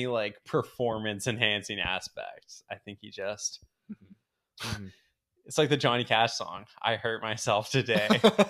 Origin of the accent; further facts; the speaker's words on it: Canada; I'm a Canadian friend.